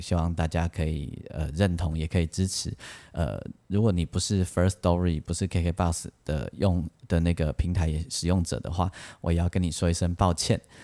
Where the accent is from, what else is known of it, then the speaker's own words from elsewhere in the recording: Taiwan; 但是台湾我们台湾人把它拿来做编曲